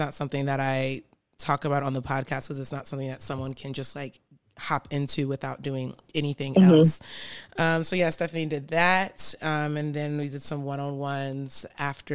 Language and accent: English; Virginia Beach, Virginia, United States; I'm from Virginia Beach